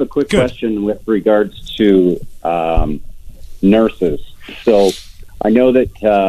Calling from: Alberta, Canada; because I'm calling from Alberta.

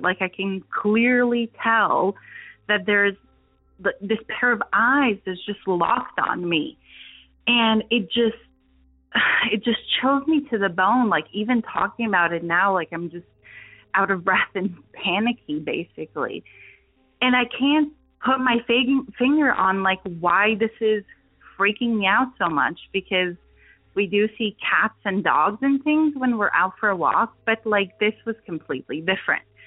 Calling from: Transylvania, Romania; I'm actually calling from Eastern Europe, Transylvania

